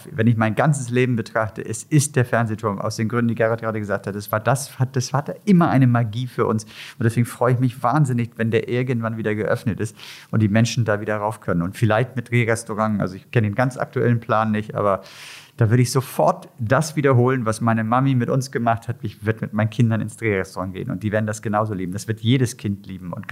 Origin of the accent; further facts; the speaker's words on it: Hamburg, Germany; das ist für mich als Hamburger ein Traum.